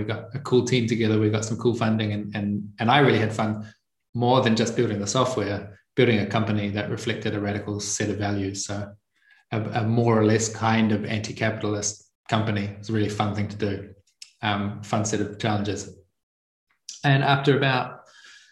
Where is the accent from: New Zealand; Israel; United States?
New Zealand; moved away as an adult; now in Italy; I'm from New Zealand. And I left about 5 years ago, and now I'm currently living in Italy. I grew up on a farm in a very remote part of a remote region in the remote country